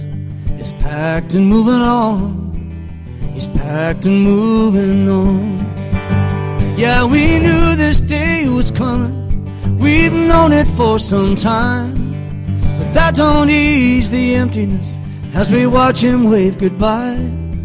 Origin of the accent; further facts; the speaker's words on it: Wisconsin, United States; I'm mostly Irish descent, but I'm from Wisconsin.